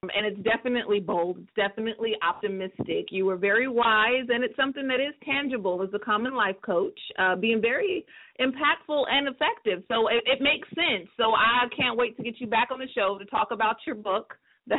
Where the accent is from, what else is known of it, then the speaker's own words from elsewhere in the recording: Northern California, United States; moved away as an adult; also born or lived in Atlanta, Georgia; I was born and raised in Northern California